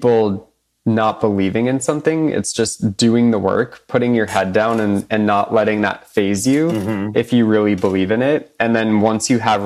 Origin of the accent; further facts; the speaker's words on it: Boston, Massachusetts, United States; I'm a New England boy at heart